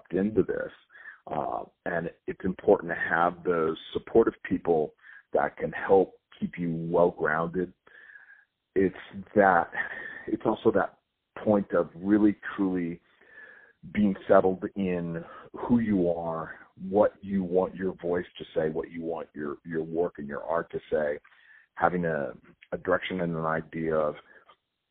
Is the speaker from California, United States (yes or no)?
yes; Southern California, United States; I grew up in California. I grew up in Southern California.